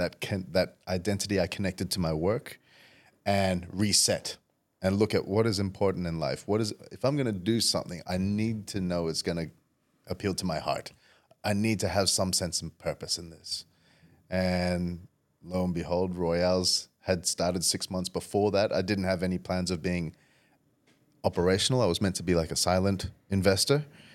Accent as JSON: {"language": "English", "country": "Indonesia", "tie": "born or raised there", "also_born_or_lived": "Saudi Arabia / Perth, Australia", "said": "growing up I was fairly privileged living around the world with dad as an expat in Indonesia, and I was born in Saudi Arabia. So we had some pretty luxurious lifestyles until we came to Perth"}